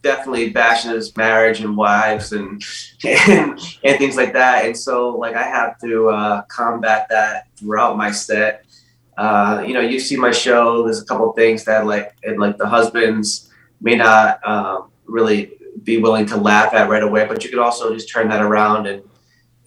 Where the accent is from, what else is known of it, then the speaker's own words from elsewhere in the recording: Rhode Island, United States; now in Florida, United States; I did a hometown show. I'm originally from Rhode Island